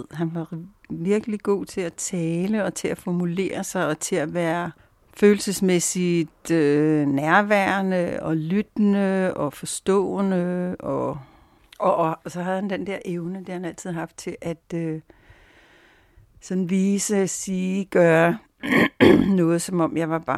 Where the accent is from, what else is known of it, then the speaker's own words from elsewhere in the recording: Brordrup, Zealand, Denmark; var det så, at vi købte det hus mellem Køge og Skille, som lige, lige var det, vi begge to drømte om. Huset i Brordrup, der senere skal blive